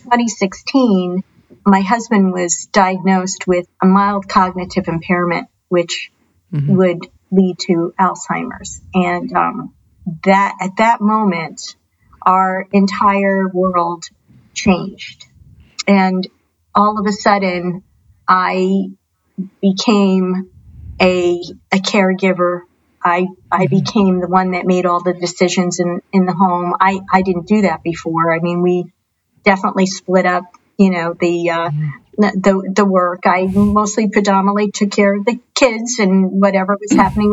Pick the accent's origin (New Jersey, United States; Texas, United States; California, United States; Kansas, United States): New Jersey, United States; moved away as an adult; I grew up in New Jersey